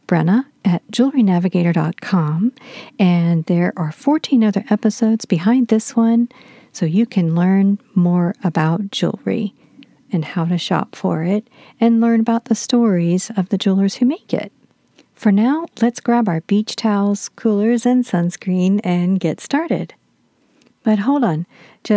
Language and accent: English; Florida, United States; my home state of Florida